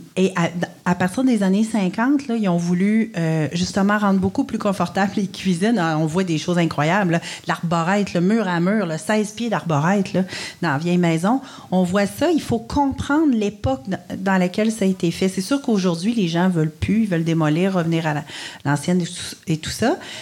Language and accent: French; Quebec City, Quebec, Canada; je viens de Québec